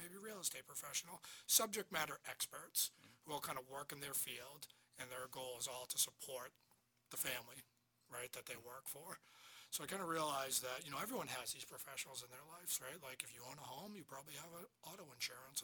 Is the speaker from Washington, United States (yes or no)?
no; Marshfield, Massachusetts, United States; also born or lived in Amherst, Massachusetts / Boston, Massachusetts; I grew up in Marshfield